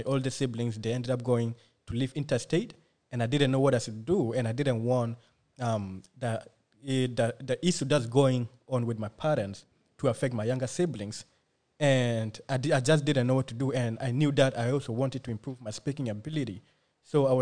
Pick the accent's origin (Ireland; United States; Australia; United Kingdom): Australia; English is a second language; also born or lived in refugee camp (birthplace); I'm just a kid who was born in a refugee camp. You know, when my family came to Australia, I couldn't speak English